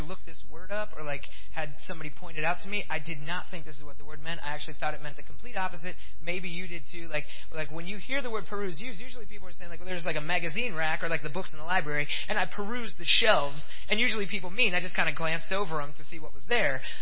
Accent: Pennsylvania, United States; now in Fort Wayne, United States; I grew up in Pennsylvania

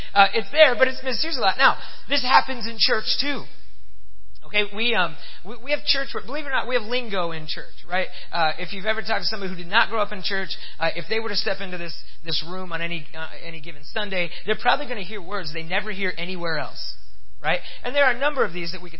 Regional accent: Pennsylvania, United States; now in Fort Wayne, United States; I grew up in Pennsylvania

